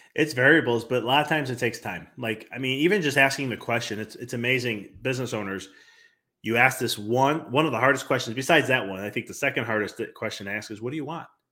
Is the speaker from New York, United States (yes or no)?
no; Chicago, Illinois, United States; I come from Chicago